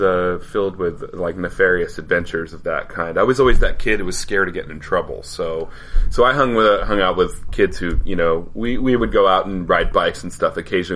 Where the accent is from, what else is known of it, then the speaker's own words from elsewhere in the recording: Colorado, United States; moved away as an adult; now in Los Angeles, United States; Well, I grew up in Colorado mostly.